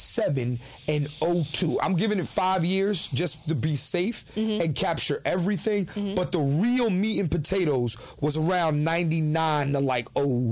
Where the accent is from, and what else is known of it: Philadelphia, Pennsylvania, United States; born or raised there